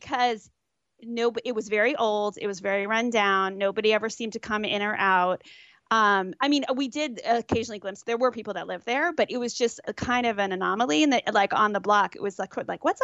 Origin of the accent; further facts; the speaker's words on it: Arlington, Virginia, United States; I hail Arlington, Virginia. So Northern Virginia, right outside D.C.